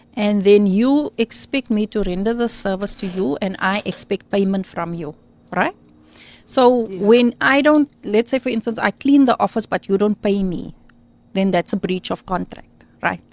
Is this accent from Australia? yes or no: no; Beaufort West, Western Cape, South Africa; I grew up in Beaufort West